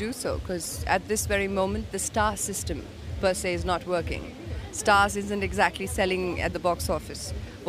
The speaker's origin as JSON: {"language": "English", "country": "India", "said": "I'm an actress from India."}